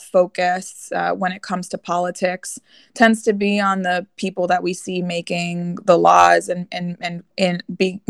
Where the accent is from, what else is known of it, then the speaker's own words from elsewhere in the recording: Chattanooga, Tennessee, United States; also born or lived in North Bergen, New Jersey / Pittsburgh / Washington, D.C.; now in Virginia, United States; I grew up in Chattanooga, Tennessee.